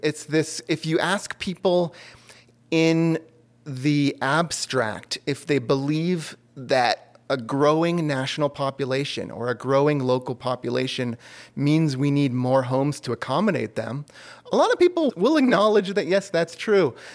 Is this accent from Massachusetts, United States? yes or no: yes; Lexington, Massachusetts, United States; also born or lived in Austin, Texas / Los Angeles; now in Asheville, United States; I grew up in the Boston area.